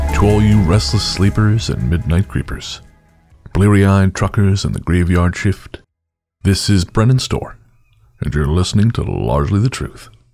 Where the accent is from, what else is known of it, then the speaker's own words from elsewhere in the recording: Revelstoke, British Columbia, Canada; I grew up listening to CKCR in Revelstoke, BC, my hometown